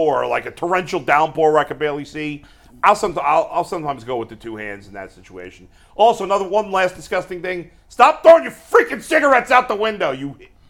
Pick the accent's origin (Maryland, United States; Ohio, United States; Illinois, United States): Ohio, United States; I'm freaking from Ohio.